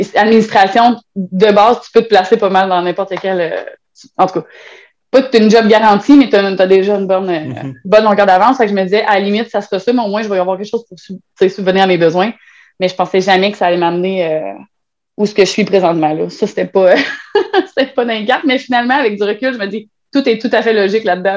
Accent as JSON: {"language": "French", "town": "Trois-Rivières", "region": "Quebec", "country": "Canada", "said": "Moi, je viens de Trois-Rivières"}